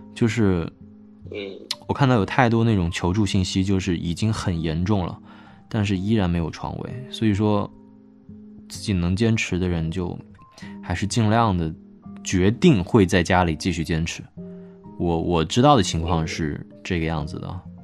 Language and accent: Chinese; Hubei, China; now in Wuhan, China; 我老家也在湖北嘛